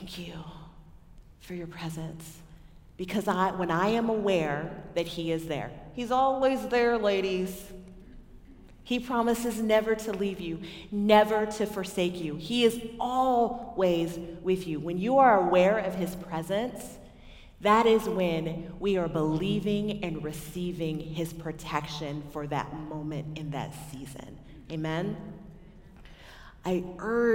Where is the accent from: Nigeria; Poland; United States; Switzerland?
United States; Texas; I'm from Texas, or I claim Texas